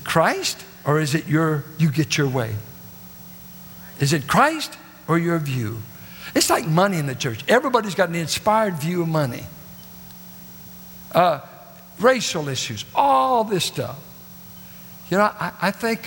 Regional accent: United States; American, I just happened to be born

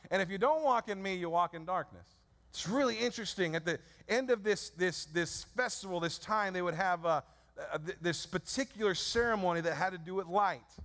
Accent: San Francisco, California, United States; I was born in San Francisco 34 years ago at St. Mary's Hospital.

